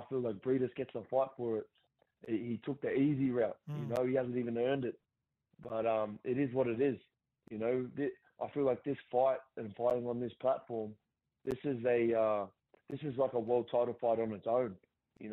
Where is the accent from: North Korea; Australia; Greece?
Australia; Central Coast, New South Wales; my hometown